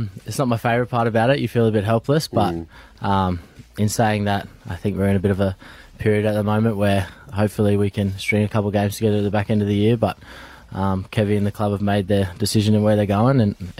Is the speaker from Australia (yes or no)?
yes; Brisbane, Queensland, Australia; as a young kid growing up in Brisbane